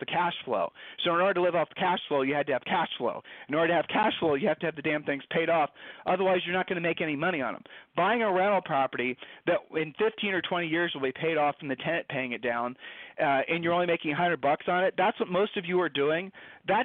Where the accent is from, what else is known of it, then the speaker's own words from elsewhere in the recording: Ohio, United States; we met in high school. All right, so we're from Ohio.